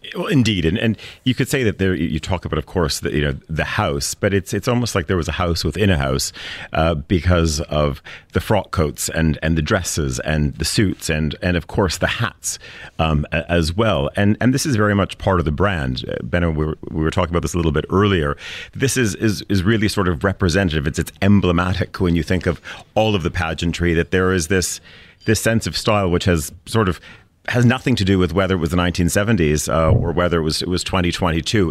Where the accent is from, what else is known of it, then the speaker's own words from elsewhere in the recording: Canada; growing up in Canada in school